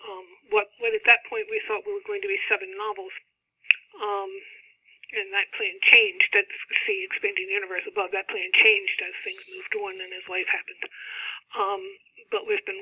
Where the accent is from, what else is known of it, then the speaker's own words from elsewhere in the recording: East Coast America, United States; Steve and I were growing up in East Coast America in the 60s and 70s and 80s